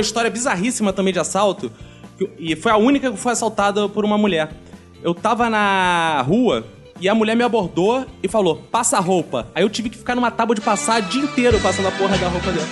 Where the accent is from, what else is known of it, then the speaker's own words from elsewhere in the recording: Rio de Janeiro, Brazil; sou do Rio de Janeiro